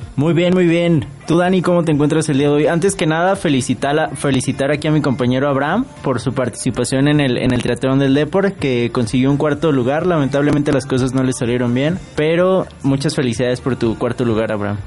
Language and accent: Spanish; San Luis Potosí, Mexico; yo soy potosina